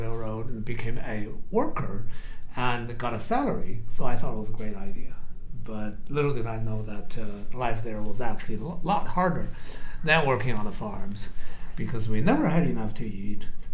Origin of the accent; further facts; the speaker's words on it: Xi'an, Shaanxi, China; moved away as an adult; also born or lived in Shanxi; I'm from Xi'an. It's a very old city